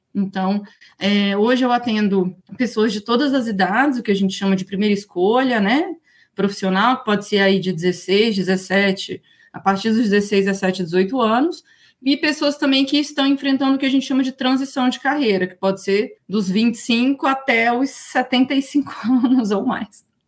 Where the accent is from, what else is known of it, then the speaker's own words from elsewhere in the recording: Brasília, Federal District, Brazil; also born or lived in Toronto / Montreal / Coimbra / Barcelona; sou aqui de Brasília